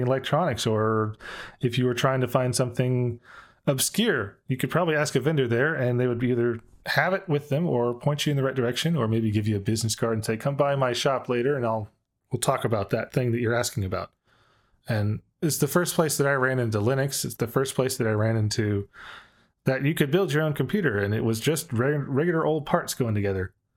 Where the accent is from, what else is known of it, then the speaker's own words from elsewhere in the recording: Dallas, Texas, United States; I grew up in Dallas